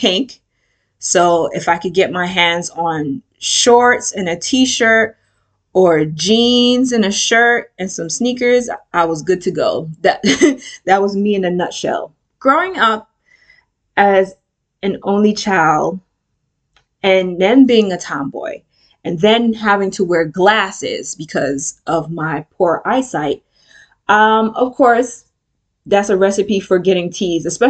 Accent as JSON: {"language": "English", "town": "New York City", "region": "New York", "country": "United States", "tie": "born or raised there", "said": "I was born and raised in the Bronx, specifically the South Bronx."}